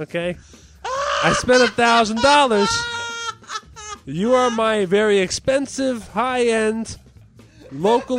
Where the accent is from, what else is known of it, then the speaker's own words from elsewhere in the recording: New Jersey, United States; I grew up in Jersey